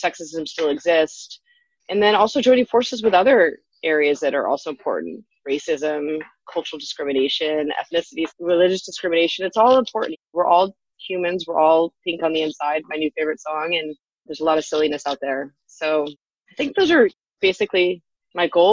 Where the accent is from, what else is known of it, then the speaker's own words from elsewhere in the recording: California, United States; moved away as an adult; now in Hawaii, United States; I'm from California